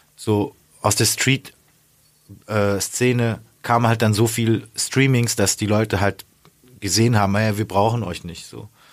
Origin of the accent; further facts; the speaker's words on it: the South, Southern Germany, Germany; moved away; Süden, also da wo ich herkomme, ist ja auch äh, katholisch.